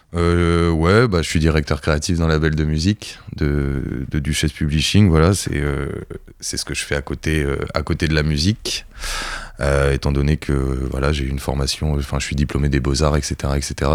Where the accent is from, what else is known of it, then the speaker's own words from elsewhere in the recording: Cherbourg, Normandy, France; now in Caen, France; je suis de Charbourg